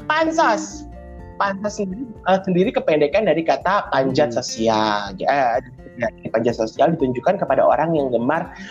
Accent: Bekasi, West Java, Indonesia; moved away; gue sebagai warga Bekasi yang telah meninggalkan Bekasi selama kurang lebih uh, eh, 15 tahun

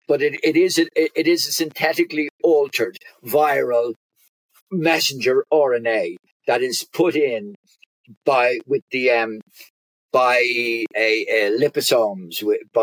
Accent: Ireland; accent: Irish; We're Ireland.

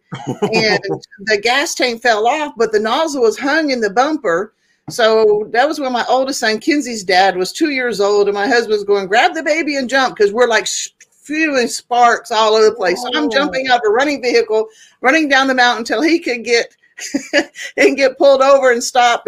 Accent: Oklahoma, United States; moved away as an adult; also born or lived in Tulsa, Oklahoma / Alaska / Texas / California; I was born in Northeast Oklahoma in Tulsa, and my teenage years we lived in Southwest Oklahoma, and then I moved back up to Northeast Oklahoma

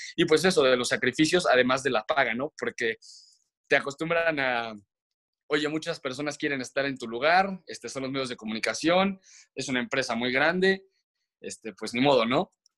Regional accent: León, Guanajuato, Mexico; moved away as an adult; crecí en León, en León, Guanajuato, y estuve estudiando allá hasta la prepa

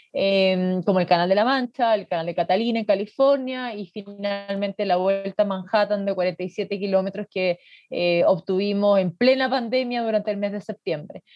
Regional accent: Magallanes and Chilean Antarctica, Chile; yo soy de acá, yo soy de Magallanes

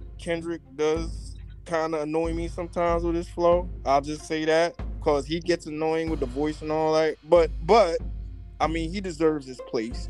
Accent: New Jersey, United States; also born or lived in New Brunswick, New Jersey; We all Jersey cats. South Jersey, actually. We down by the Philly area. I mean, I live in New Brunswick now, which is a little bit further north.

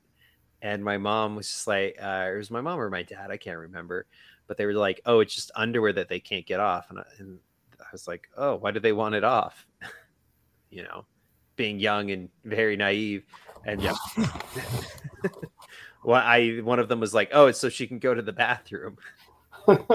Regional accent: Aiken, South Carolina, United States; my neighborhood friends growing up in Aiken, South Carolina

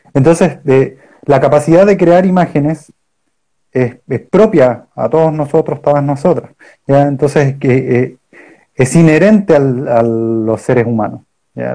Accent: Punta Arenas, Magallanes and Chilean Antarctica, Chile; yo soy de Punta Arenas y en Punta Arenas está lleno de estatuas

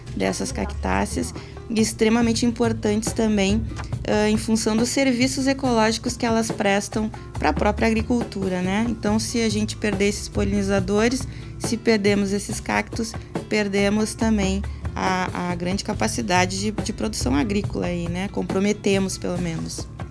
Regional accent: Rio Grande do Sul, Brazil; nosso pampa, que faz parte aí da nossa identidade enquanto, enquanto gaúchos

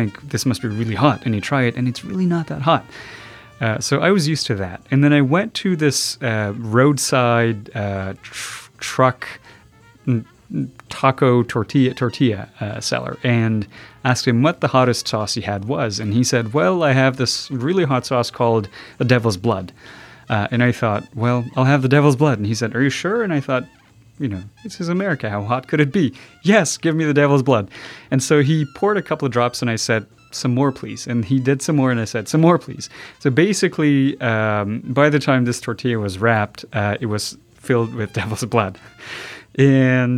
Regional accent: Pakistan; now in United States; I grew up in Pakistan as a refugee

